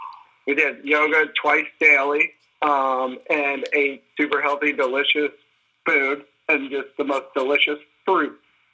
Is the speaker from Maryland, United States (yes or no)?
no; St. Louis, Missouri, United States; also born or lived in Sacramento, California / Orange County, California; I was born in Sacramento, and I lived there until I was five. We, like, traveled all the way down the coast and ended up in Orange County before we left when I was five. So we moved back to St. Louis, where my rest of my entire family is from, and most of them still live.